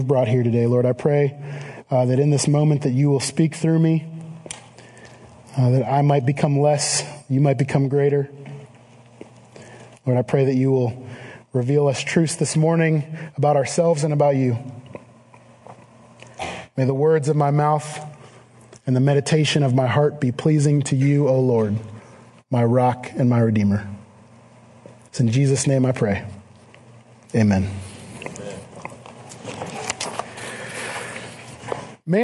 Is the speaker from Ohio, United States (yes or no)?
yes; Cleveland, Ohio, United States; I am from the Cleveland area